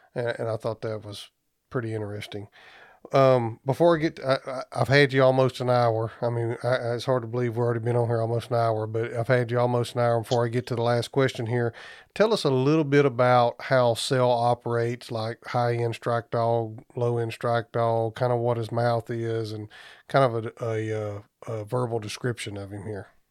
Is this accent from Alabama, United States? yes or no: yes; Southeast Alabama, United States; moved away; my old stomping grounds. I'm actually from Southeast Alabama